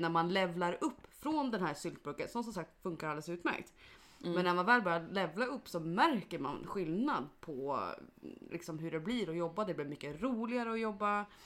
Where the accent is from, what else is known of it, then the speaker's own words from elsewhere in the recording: Mora, Dalarna County, Sweden; moved away; hemma i Mora